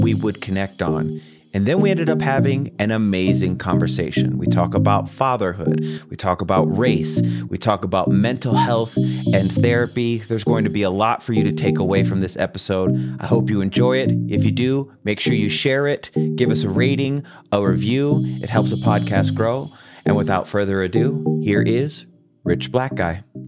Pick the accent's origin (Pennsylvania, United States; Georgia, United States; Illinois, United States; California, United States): Illinois, United States; Chicago; now in Mountain Time Zone, United States; I'm from originally from Chicago